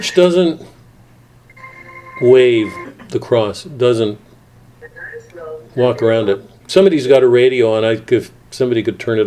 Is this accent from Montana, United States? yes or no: yes; Columbus, Montana, United States; I was born in Columbus